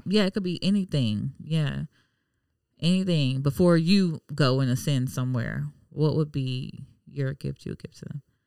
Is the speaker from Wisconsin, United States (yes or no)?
no; Miami, Florida, United States; now in Jacksonville, United States; I'm from Miami, so it's a melting pot.